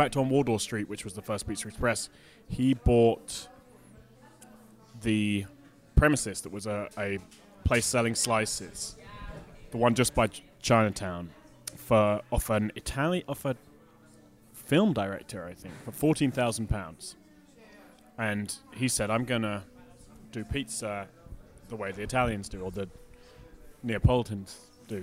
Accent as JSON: {"language": "English", "region": "Scotland", "country": "United Kingdom", "said": "I'm Scottish."}